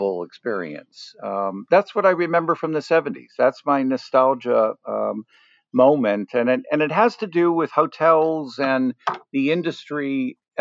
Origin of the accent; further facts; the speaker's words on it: New York City, New York, United States; as a kid and a young teenager growing up in Manhattan